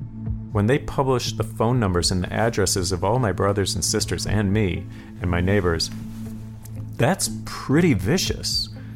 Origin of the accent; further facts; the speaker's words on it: near Milwaukee, Wisconsin, United States; moved away; I'm from Wisconsin, near Milwaukee, where Jeffrey Dahmer's from.